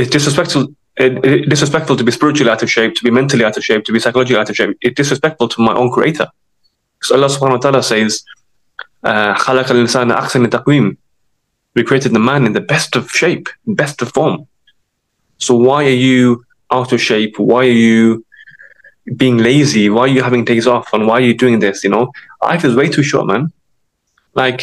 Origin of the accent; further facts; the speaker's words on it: Sheffield, Yorkshire and the Humber, United Kingdom; I'm from Sheffield.